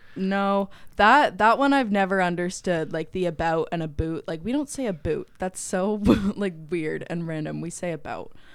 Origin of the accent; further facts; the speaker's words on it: Canada; moved away as an adult; now in United States; I am from Canada